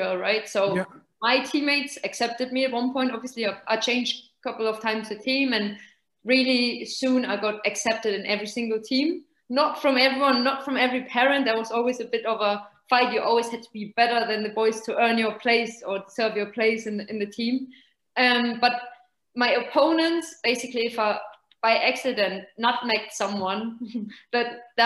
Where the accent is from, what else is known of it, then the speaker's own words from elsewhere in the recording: Nuremberg, Bavaria, Germany; moved away as an adult; also born or lived in England / Italy; We are from Nuremberg. So okay. There's FC Nuremberg, basically. That's our home team